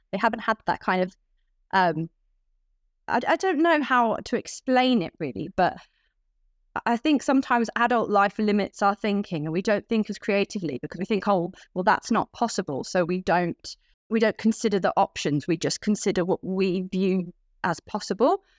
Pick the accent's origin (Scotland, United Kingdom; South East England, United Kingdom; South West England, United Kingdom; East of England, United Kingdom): South West England, United Kingdom; Cornwall; moved away as an adult; now in London, United Kingdom; I grew up in Cornwall